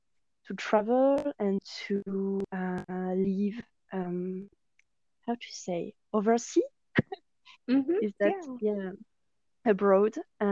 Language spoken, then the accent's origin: English; Carcassonne, Occitania, France; accent: French; English is a second language; moved away as an adult; also born or lived in Dijon, France / Toulouse, France / Argentina / Australia; I lived there like until I was 9, and then we moved to south of France with my family. In a city, in a town maybe called Carcassonne. And then when I was 18, I moved to Toulouse to study there.